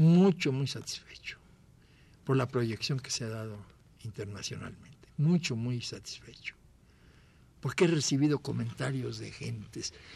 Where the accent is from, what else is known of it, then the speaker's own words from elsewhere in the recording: Mexico; un fotógrafo mexicano